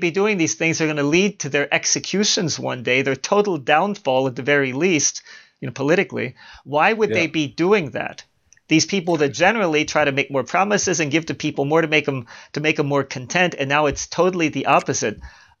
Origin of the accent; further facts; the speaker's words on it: Baltimore, Maryland, United States; Because even though I was born and raised in Baltimore, I never had a Baltimore accent. I despise the Baltimore accent, I have to say.